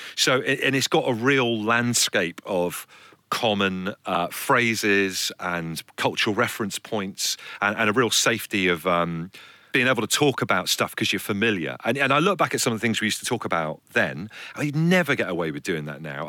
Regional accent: Brixham, South West England, United Kingdom; moved away; also born or lived in Liverpool; So my parents had an old people's home for my entire time growing up down in Brixham in Devon.

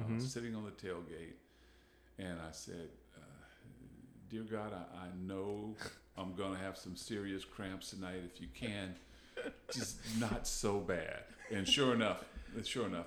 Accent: Charlotte County, Virginia, United States; I grew up in Charlotte County

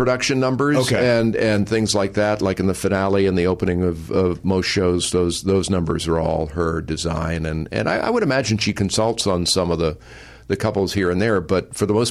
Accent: Boston, Massachusetts, United States; I'm from Boston area.

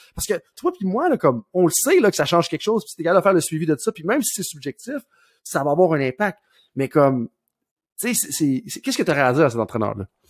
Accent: Saint-Georges, Quebec, Canada; ma ville natale de Saint-Georges-de-Beauce

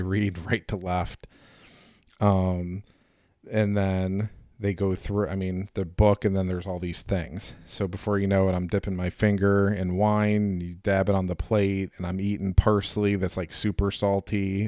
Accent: Indiana, United States; I'm a hillbilly from Indiana

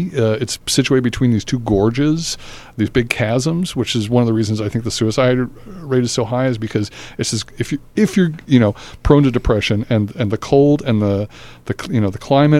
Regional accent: Australia; also born or lived in Newark; now in United States; Well, I was born in Newark, but I only had a chance to spend 6 months there in those formative years, and then went to college back east. I grew up in Australia, though, which was, my parents moved there when I was about eight.

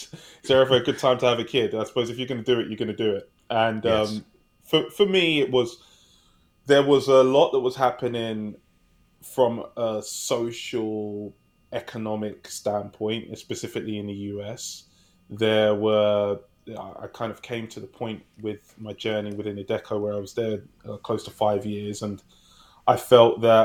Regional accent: London, United Kingdom; moved away as an adult; now in California, United States; I'm from a place in England called London that many of you may have heard of. I currently reside in California.

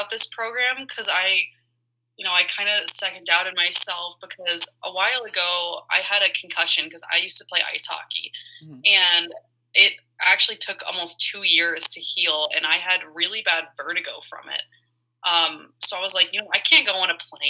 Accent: Colorado, United States; growing up in Colorado

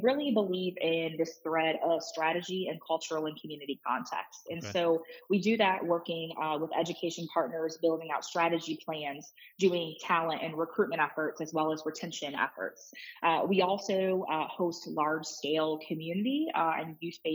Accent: Detroit, Michigan, United States; moved away as an adult; I'm from Detroit. Obviously, I live in Detroit. My office is in Detroit. And so we do a lot of work with, tens of districts across the city. And so it's a pleasure and an honor to work in my hometown here

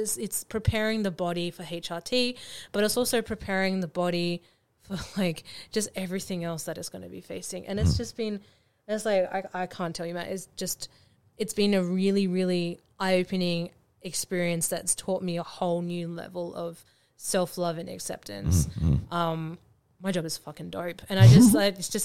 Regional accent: Australia; I'm Australian

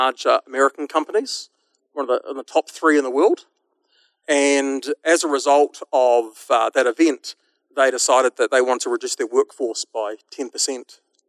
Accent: New Zealand; my funny accent tells you that I'm from a little country called New Zealand

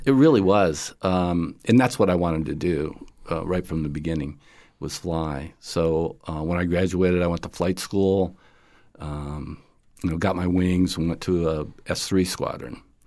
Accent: upstate New York, United States; I grew up in the, uh, sixties in, uh, upstate New York

